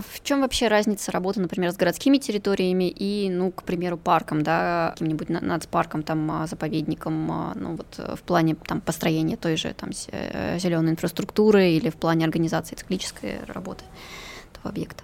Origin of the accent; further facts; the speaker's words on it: Murmansk Oblast, Russia; я сама из Мурманской